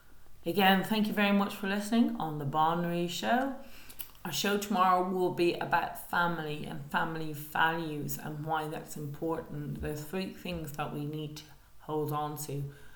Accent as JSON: {"language": "English", "country": "Ireland"}